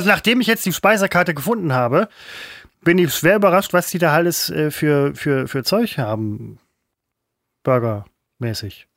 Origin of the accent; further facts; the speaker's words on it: Mettmann district, North Rhine-Westphalia, Germany; ich komme aus dem Kreis, aus dem Roadstop kommt